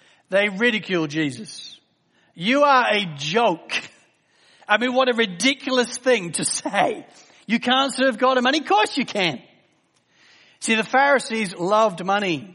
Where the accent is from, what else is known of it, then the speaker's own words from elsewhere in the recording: England, United Kingdom; As an English guy